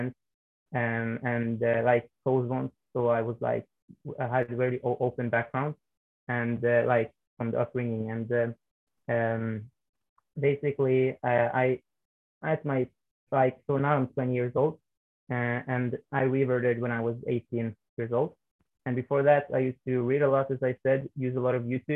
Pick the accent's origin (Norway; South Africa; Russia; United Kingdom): Norway; I was born and raised in Norway